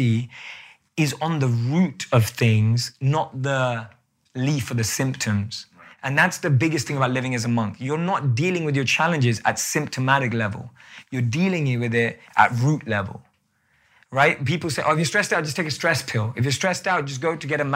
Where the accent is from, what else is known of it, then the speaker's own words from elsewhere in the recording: London, United Kingdom; moved away; I still look like I'm from London